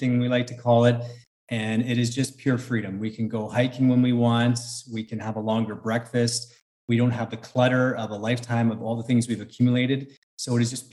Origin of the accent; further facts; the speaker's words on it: Canada; moved away as an adult; We're from Canada